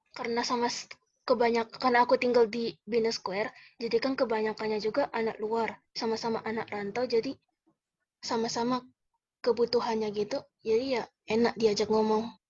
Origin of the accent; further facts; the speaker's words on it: Manado, North Sulawesi, Indonesia; moved away as an adult; now in Jakarta, Indonesia; dari Manado, Sulawesi Utara.